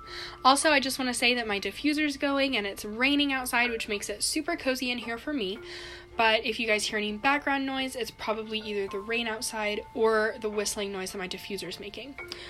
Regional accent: California, United States; Yeah, so, like, I'm from California, like she just said, and so, like, I was in New Jersey because we, went to go visit my family or whatever

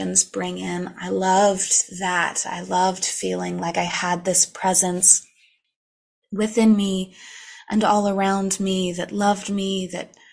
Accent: Gold Country, Sierra Nevada foothills, Northern California, United States; moved away as an adult; also born or lived in Los Angeles, California; I'm from Northern California. I'm here in the Gold Country, foothills of the Sierra Nevadas. It's a beautiful place. I just recently moved back, but this was where I grew up.

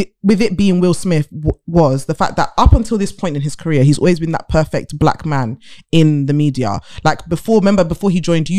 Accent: London, United Kingdom; I'm from London

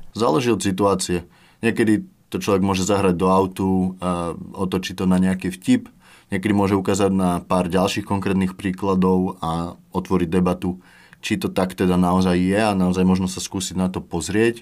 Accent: Banská Bystrica, Banská Bystrica Region, Slovakia; moved away as an adult; also born or lived in Prague; now in Bratislava, Slovakia; Ja pochádzam z Banskej Bystrice a som zo zmiešanej rodiny

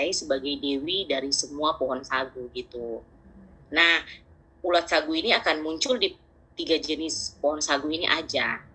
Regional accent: Papua, Indonesia; karena berapa selama kan lahir besar di Papua

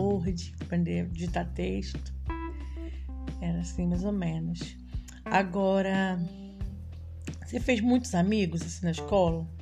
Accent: Rio de Janeiro, Brazil; now in Espírito Santo, Brazil; Fui nascida e criada na comunidade de Três Pontes, no Rio de Janeiro, na Zona Oeste

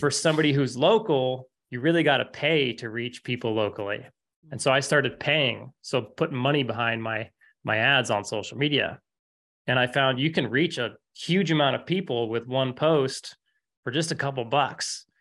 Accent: Fairbanks, Alaska, United States; I grew up in Fairbanks, Alaska

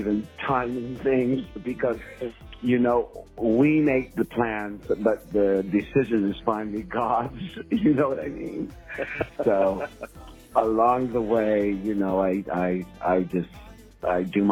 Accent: Jamaica; moved away; also born or lived in United States; I am from Jamaica. My parents were immigrants to the USA

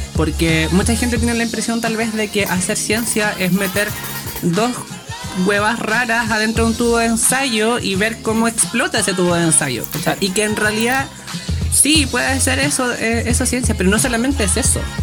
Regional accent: Chiguayante, Biobío, Chile; soy de Chivayante

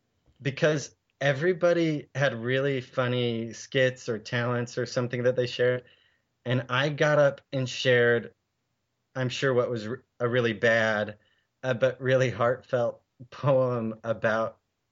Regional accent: Salt Lake City, Utah, United States; moved away as an adult; even though my parents lived in San Diego, I grew up in Salt Lake.

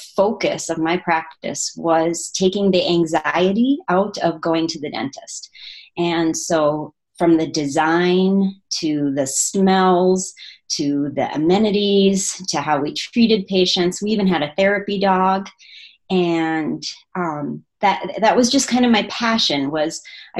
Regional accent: small town in northern Minnesota, United States; moved away as an adult; also born or lived in Michigan; now in Oregon, United States; that was my hometown that we moved

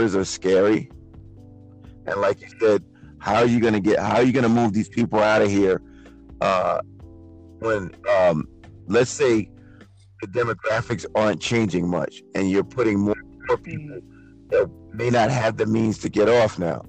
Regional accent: New York City, New York, United States; moved away as an adult; now in Rockaway, United States; I'm from Brooklyn

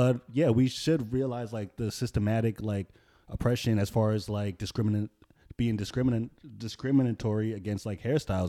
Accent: Florida, United States; I'm from Florida.

